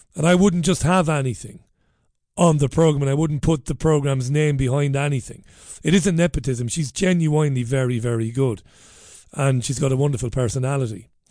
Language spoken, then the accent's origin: English; Ireland; I'm an Irish guy